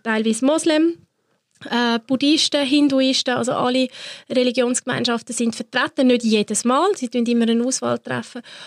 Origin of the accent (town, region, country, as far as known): Switzerland